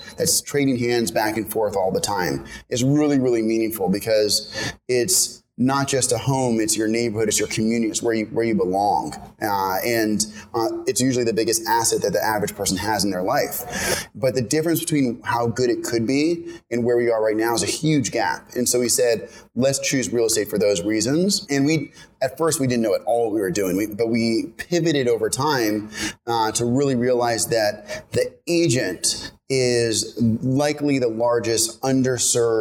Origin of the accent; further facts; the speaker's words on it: San Francisco, California, United States; moved away as an adult; now in New York, United States; I'm originally from San Francisco. I went to college here in New York at Columbia